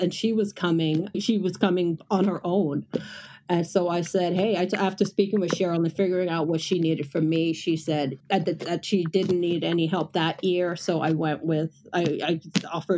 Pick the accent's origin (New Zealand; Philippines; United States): United States; Houston, Texas; she realized I was from Houston